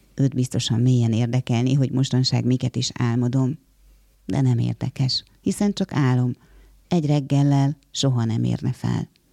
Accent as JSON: {"language": "Hungarian", "country": "Hungary", "also_born_or_lived": "Kraków", "first_language": "Hungarian", "said": "itt élek ebben az országban, magyar állampolgár vagyok, magyar az anyanyelvem"}